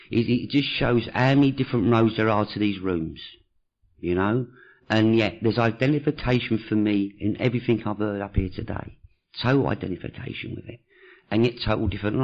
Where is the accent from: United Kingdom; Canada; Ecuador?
United Kingdom; London; I was born in Hackney with an Italian father, a French mother, and brought up by Jewish people